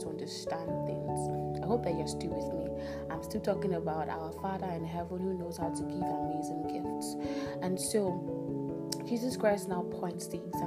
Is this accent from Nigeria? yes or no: yes; Nigeria; Pardon my pigeon. I'm Nigerian and I tend to switch a lot